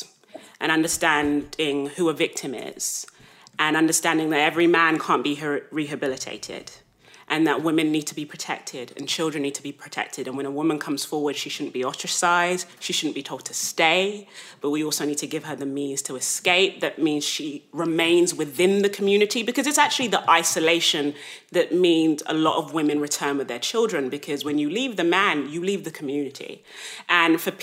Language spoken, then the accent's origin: English; London, United Kingdom; I grew up in South London